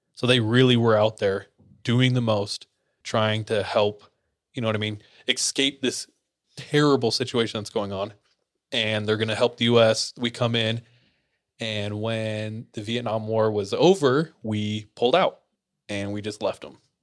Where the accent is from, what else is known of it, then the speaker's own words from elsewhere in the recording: Visalia, California, United States; also born or lived in Australia; I grew up in Visalia, California, near Fresno.